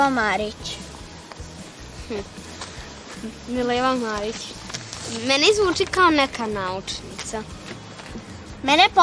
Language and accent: Croatian; Titel, Vojvodina, Serbia; A znate vi odakle sam ja? Ne. Ja sam iz Titela.